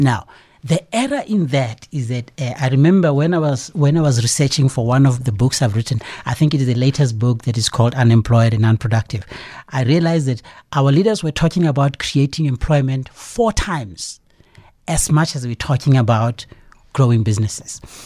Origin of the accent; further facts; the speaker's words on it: South Africa; we as a South African public